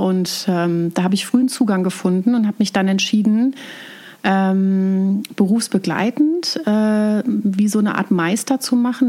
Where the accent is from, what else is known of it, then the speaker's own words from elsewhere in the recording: Germany; accent: Palatinate German (Pfälzisch); now in Bavaria, Germany; Ich komme aus äh, der Mitte Deutschlands, aus dem Raum Mainz, Frankfurt, ähm, aus einer Weinregion